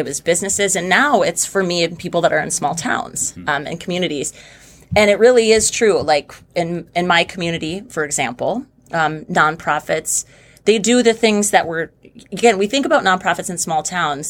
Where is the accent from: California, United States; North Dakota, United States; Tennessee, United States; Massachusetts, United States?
North Dakota, United States; Oakes; also born or lived in Fargo, North Dakota; moving back to Oaks, which is my hometown